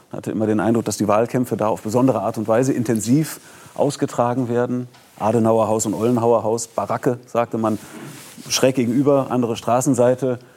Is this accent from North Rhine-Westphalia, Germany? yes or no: yes; Bonn, North Rhine-Westphalia, Germany; Und insbesondere zur, zur Bonner Zeit sozusagen, ich bin ja in Bonn groß geworden